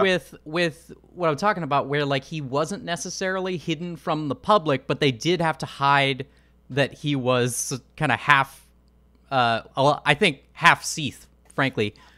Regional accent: Portland, Oregon, United States; I'm from Portland, Oregon

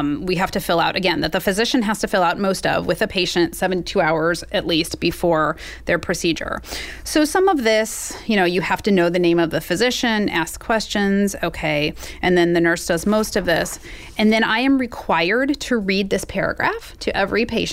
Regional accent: Missouri, United States; I grew up here in Missouri

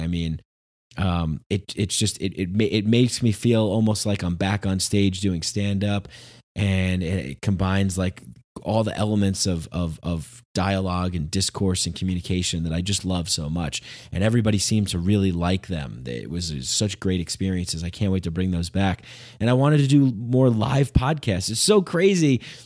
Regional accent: near Bergen County border, New York, United States; I grew up right on the border of, uh, like, Bergen County

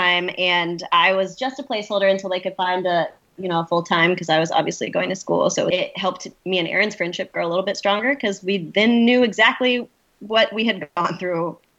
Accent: South Carolina, United States; moved away; I grew up in South Carolina.

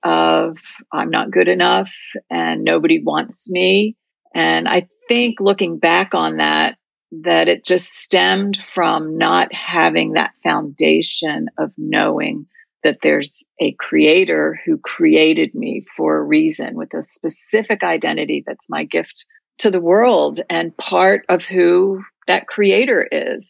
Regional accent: Virginia, United States; I grew up in Virginia in a very close-knit Jewish community

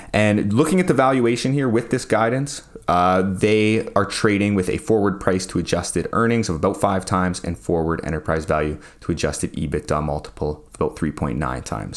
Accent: Saskatoon, Saskatchewan, Canada; I'm proud of being from Saskatchewan

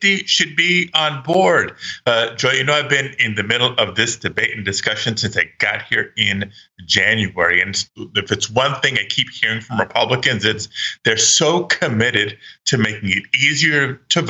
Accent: California, United States; California, my home state

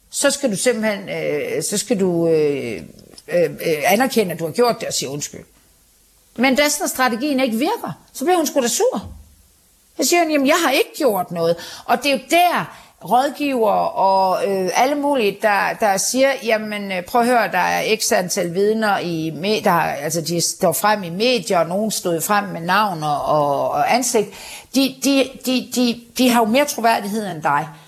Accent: Denmark; eller jeg ved ikke, om jeg er en almindelig dansker, det er jeg vel forhåbentlig

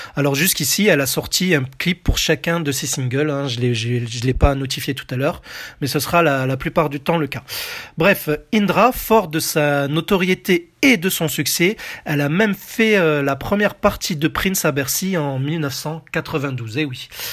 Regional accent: France; chez nous en France

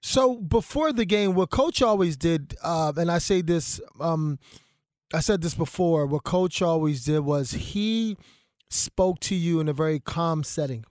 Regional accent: Philadelphia, Pennsylvania, United States; growing up in Philadelphia

